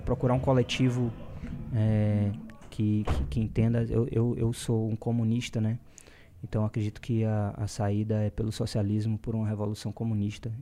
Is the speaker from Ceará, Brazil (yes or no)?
yes; Fortaleza, Ceará, Brazil; moved away as an adult; now in São Paulo, Brazil; em Fortal, né? E, porque é, é de onde eu vim